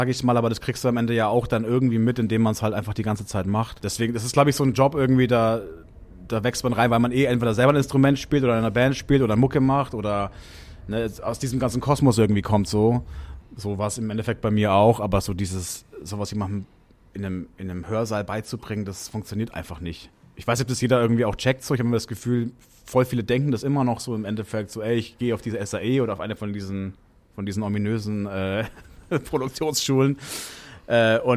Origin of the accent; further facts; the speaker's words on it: Bavaria, Germany; sage ich immer Franken, weil, oder ich bin Franke